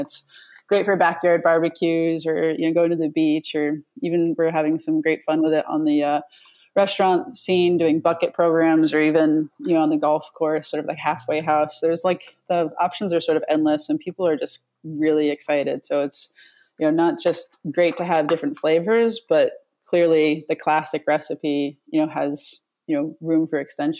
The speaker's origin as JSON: {"language": "English", "region": "New England", "country": "United States", "said": "So we're from New England, and we figured we'd put a little bit of that, you know, New England flair in there with the cranberry bogs."}